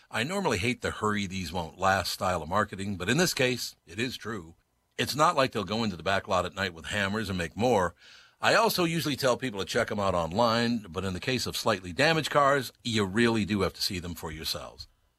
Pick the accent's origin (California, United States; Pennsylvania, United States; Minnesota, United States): Minnesota, United States; as a boy who was born and raised in Minnesota, now I did live in New York for several years